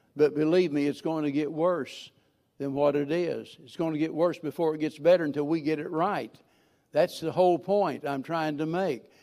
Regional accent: Missouri, United States; I'm a hillbilly from Missouri

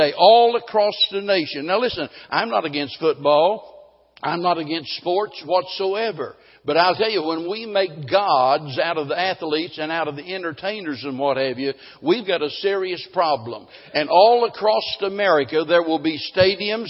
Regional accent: Springfield, Missouri, United States; growing up in Springfield

